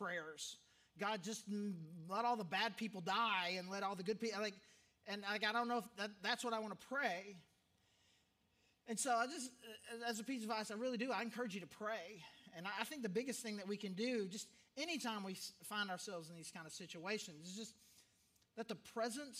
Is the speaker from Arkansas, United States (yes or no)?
yes; Arkansas, United States; growing up in Arkansas